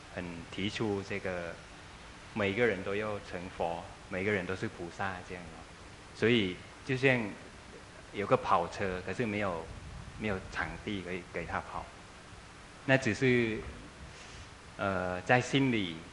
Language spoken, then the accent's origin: Chinese; Thailand; 我们泰国人的，呃，信仰